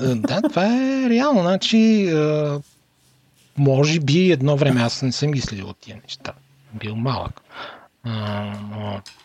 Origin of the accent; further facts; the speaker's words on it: Bulgaria; moved away; от България